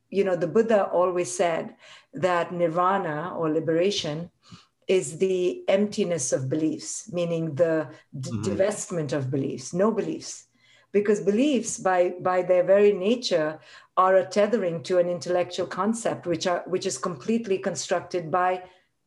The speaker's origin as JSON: {"language": "English", "country": "India", "tie": "born or raised there", "moved": "as an adult", "said": "I grew up in India"}